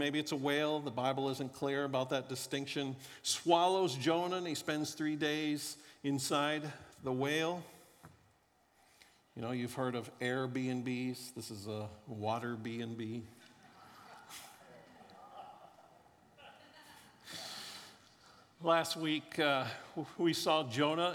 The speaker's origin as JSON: {"language": "English", "region": "Florida", "country": "United States", "tie": "born or raised there", "also_born_or_lived": "Kansas City", "moved": "yes", "said": "I grew up in Florida"}